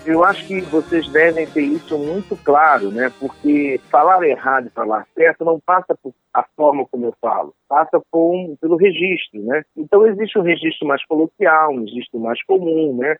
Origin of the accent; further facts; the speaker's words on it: Campina Grande, Paraíba, Brazil; also born or lived in Recife / João Pessoa; now in Itabaiana, Brazil; Eu sou natural de Campina Grande